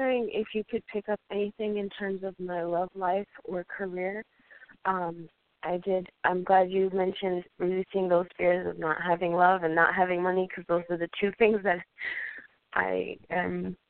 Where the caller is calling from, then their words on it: Colorado, United States; I'm calling from Colorado.